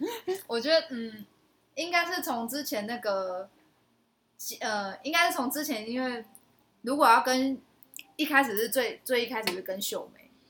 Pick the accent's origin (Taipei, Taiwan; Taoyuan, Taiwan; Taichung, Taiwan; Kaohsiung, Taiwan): Kaohsiung, Taiwan; 卡钩顶就是你知道小时候在高雄啊，高雄就是会有一个车骨镇，它是专门神明婚丧喜庆，然后会有出出阵的那个专门来跳舞给神明看的这样。